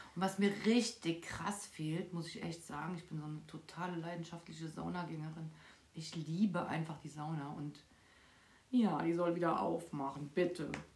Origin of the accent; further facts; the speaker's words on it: Frankfurt, Hesse, Germany; Ich bin mitten in Frankfurt aufgewachsen